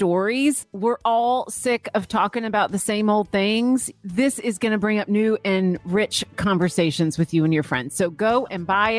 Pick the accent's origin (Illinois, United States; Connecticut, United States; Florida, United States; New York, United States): Florida, United States; St. Petersburg; moved away; I'm from Florida grew up in St. Petersburg, Florida